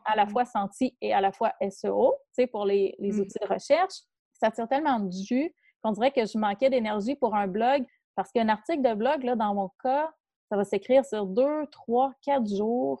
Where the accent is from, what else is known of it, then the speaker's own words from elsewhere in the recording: Quebec, Canada; en tant que Québécois